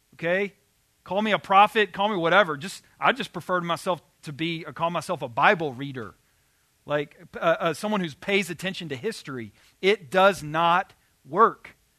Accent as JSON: {"language": "English", "region": "Arkansas", "country": "United States", "tie": "born or raised there", "said": "I grew up in Arkansas"}